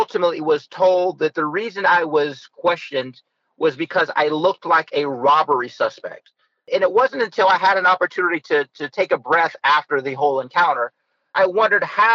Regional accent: Youngstown, Ohio, United States; As mayor of Youngstown, I was elected as the first African-American of Youngstown, of my hometown

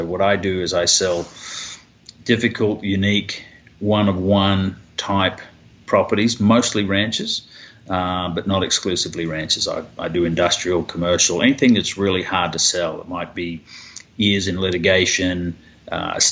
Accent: Papua New Guinea; also born or lived in Australia / New Zealand / Kentucky / Southern California; now in Dallas, United States; I was raised in Papua New Guinea, went to school there

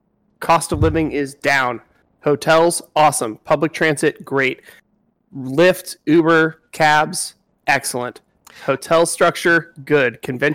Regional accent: Seattle, Washington, United States; I love my hometown.

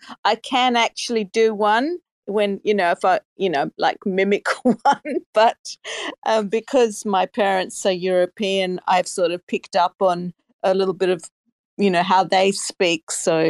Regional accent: Australia; I'm from Australia.

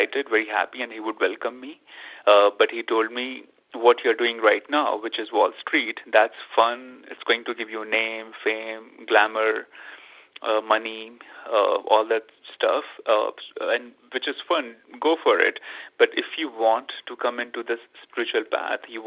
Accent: India; moved away; growing up in India, I was surrounded by not only my own family, which is spiritual

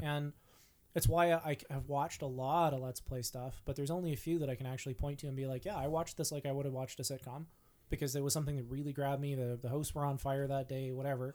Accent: Vancouver Island, British Columbia, Canada; I grew up on Vancouver Island.

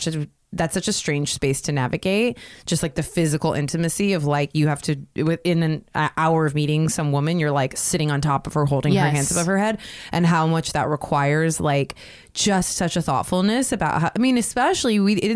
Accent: New York, United States; now in Pasadena, United States; and I'm from New York, so, you know, I mean, I'm used to it, because on the sidewalks in New York, you got to walk a certain way in the sidewalks.

